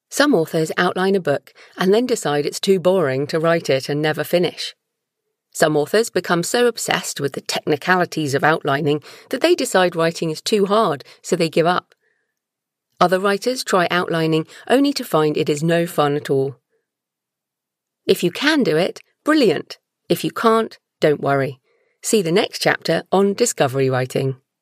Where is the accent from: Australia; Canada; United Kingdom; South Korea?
United Kingdom; I'm British